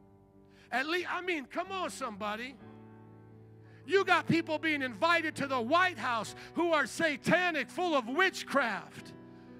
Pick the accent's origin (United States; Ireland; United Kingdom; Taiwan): United States; Chicago, Illinois; I'm from Chicago